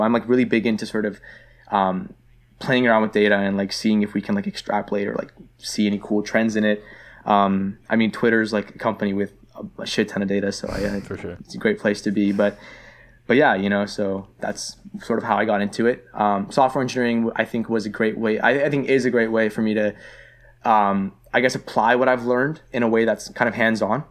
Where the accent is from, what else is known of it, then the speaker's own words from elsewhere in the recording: Toronto, Ontario, Canada; moved away as an adult; also born or lived in Vaughan, Canada / Richmond Hill, Canada; I grew up in Scarborough